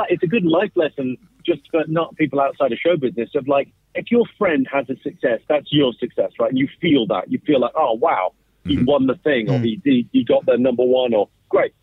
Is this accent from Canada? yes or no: no; United Kingdom; accent: London; an immigrant household, but I was born in Britain, but like first generation English.